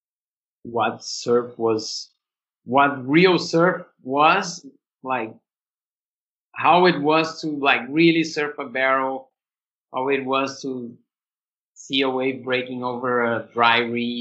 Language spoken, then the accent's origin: English; Brazil; born or raised there; also born or lived in Australia / São Paulo